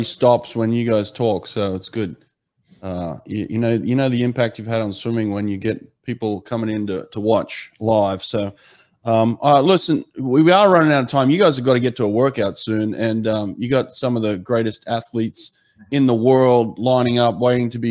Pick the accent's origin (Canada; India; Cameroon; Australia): Australia; now in Delaware, United States; as an Australian swimmer, former Australian swimmer